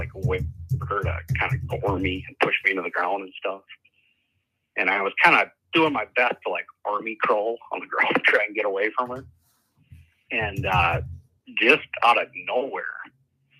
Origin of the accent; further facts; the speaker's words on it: Minnesota, United States; I grew up around the Minnesota area and kind of close to the North Dakota border